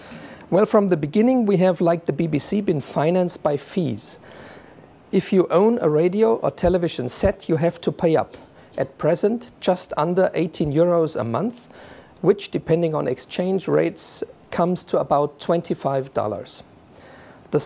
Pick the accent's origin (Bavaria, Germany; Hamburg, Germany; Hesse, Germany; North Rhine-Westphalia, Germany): Bavaria, Germany; Munich; my hometown of Munich